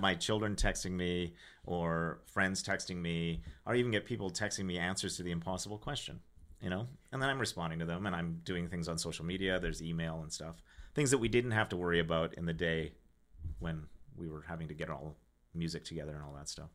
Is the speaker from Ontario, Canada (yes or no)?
no; Regina, Saskatchewan, Canada; I'm from Regina, Saskatchewan.